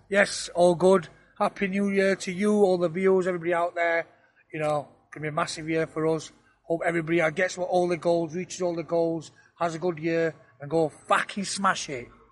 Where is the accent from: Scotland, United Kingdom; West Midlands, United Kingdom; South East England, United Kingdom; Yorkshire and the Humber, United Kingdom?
Yorkshire and the Humber, United Kingdom; Sheffield; I were born up in Sheffield, very proud of my roots. I've been in Sheffield